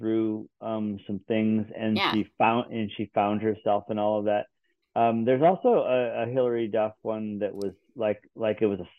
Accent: Muskegon, Michigan, United States; Well, I'm from Muskegon, Michigan, but my ancestors are mostly from Germany and Austria.

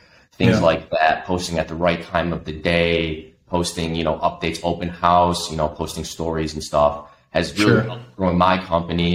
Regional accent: Buffalo, New York, United States; I grew up in Buffalo

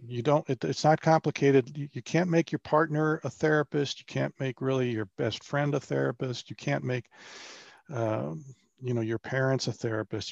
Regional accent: Bethesda, Maryland, United States; moved away as an adult; also born or lived in Wake Forest, North Carolina / Charlotte, North Carolina; I grew up in Bethesda, Maryland, outside of Washington, D C

